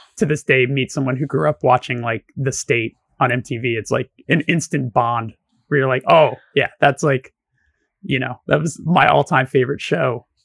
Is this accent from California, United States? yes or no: yes; Burbank, California, United States; I grew up around the block from Burroughs